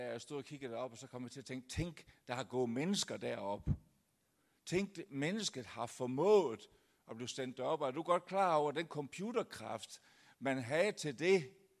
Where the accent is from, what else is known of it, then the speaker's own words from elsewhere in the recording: Denmark; kommer jeg så fra det lyse Jylland